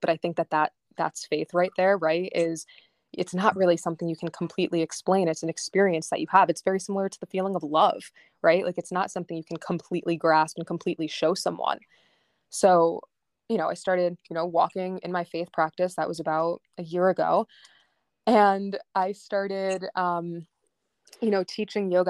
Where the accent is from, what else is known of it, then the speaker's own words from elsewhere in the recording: upstate New York, United States; also born or lived in Long Island, New York; we moved from Long Island to upstate New York, which is really just, like, three, four hours, but for a seven-year-old, that's a lot